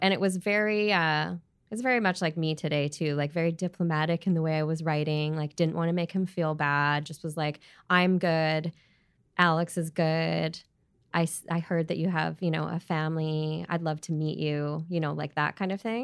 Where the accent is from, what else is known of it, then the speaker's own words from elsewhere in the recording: Edmonton, Alberta, Canada; also born or lived in Prince George, British Columbia / Australia; now in Vancouver, Canada; growing up in Alberta, in Edmonton